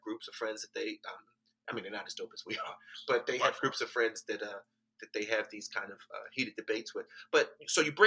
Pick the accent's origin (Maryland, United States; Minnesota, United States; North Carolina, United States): Maryland, United States; Baltimore; I grew up in Baltimore